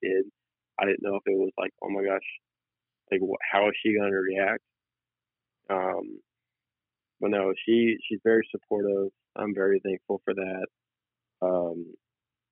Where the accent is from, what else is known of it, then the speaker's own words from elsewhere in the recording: Denton, Texas, United States; moved away as an adult; Denton, which is my hometown